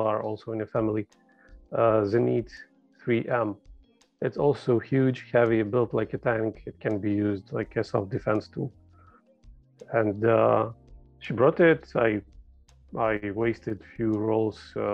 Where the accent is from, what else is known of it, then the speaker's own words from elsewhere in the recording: Ukraine; moved away as an adult; now in Prague, Czech Republic; I am from Ukraine originally, but moved with my family here 6 years ago, I guess, already, to Czech Republic, Prague.